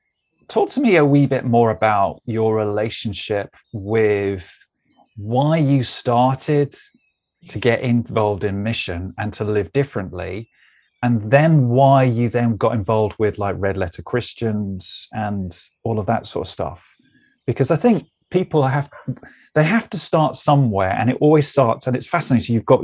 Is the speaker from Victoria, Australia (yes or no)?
yes; Melbourne, Victoria, Australia; You know, from, I mean, you say, as you can tell, from I'm from Melbourne.